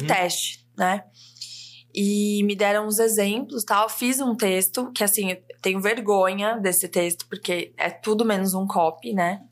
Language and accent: Portuguese; Ribeirão Preto, São Paulo, Brazil; moved away as an adult; now in São Paulo, Brazil; uma menina do interior de São Paulo, nasci em Ribeirão Preto e morei em Ribeirão, fiz faculdade lá. Daí, com 21 anos, vim para São Paulo.